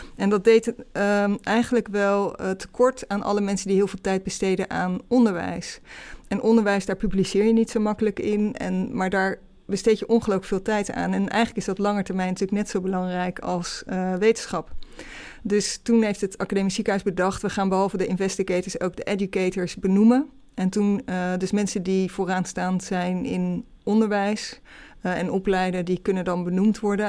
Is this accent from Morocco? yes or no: no; Rotterdam, South Holland, Netherlands; moved away as an adult; also born or lived in Amsterdam; ik ben opgegroeid in Rotterdam, omgeving Rotterdam